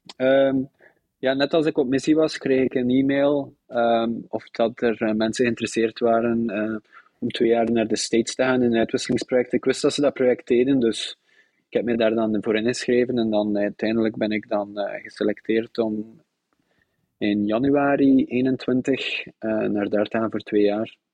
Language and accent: Dutch; Zottegem, Flanders, Belgium; moved away as an adult; also born or lived in Brussels / Zeebrugge / Bruges; now in Netherlands; geboren in Zottegem.